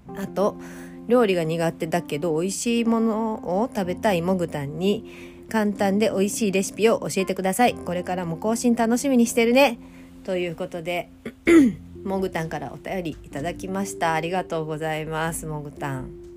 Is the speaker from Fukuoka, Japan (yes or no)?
no; Hyogo, Japan; now in Kyoto, Japan; 私、今、京都に住んでますけど、出身は兵庫県なんです。